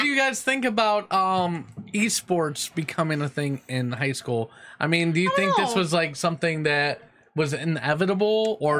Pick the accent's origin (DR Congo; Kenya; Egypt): Kenya; I'm from Kenya.